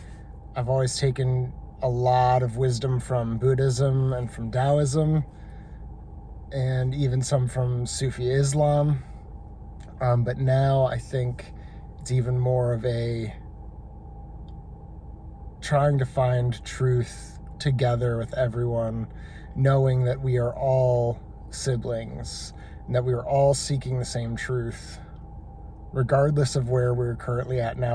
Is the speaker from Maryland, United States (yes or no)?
no; Findlay, Ohio, United States; I'm from Findlay, Ohio, and I've been a Raveler for a while now. I would say that I've been kind of deconstructing beliefs progressively over the past 12 years that I've been a Christian.